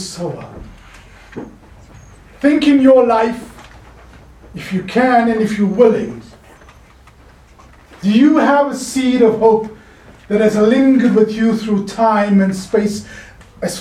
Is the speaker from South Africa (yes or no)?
yes; Cape Town, Western Cape, South Africa; moved away; I grew up in Cape Town